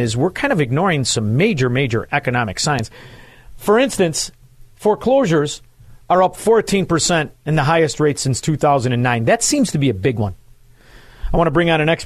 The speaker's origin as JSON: {"language": "English", "town": "Chicago", "region": "Illinois", "country": "United States", "tie": "born or raised there", "said": "growing up in Chicago"}